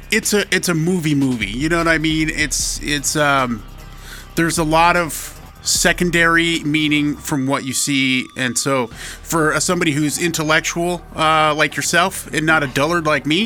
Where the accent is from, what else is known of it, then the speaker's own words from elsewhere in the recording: United States; I'm an American.